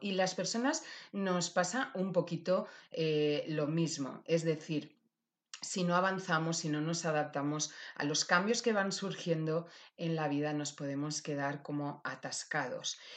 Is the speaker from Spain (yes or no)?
yes; Valencia, Valencian Community, Spain; mi tierra querida, Valencia.